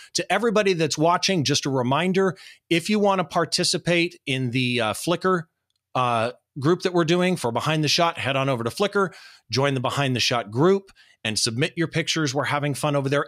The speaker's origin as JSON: {"language": "English", "town": "Riverside", "region": "California", "country": "United States", "tie": "born or raised there", "said": "this historic courthouse in my hometown"}